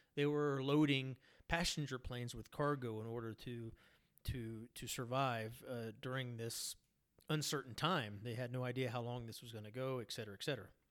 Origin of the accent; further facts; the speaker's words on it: United States; now in Colombia; to my home country in the United States